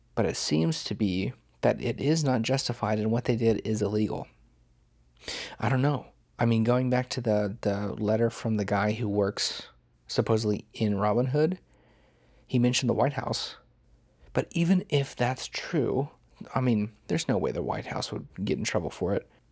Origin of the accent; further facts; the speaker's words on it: United States; I'm American.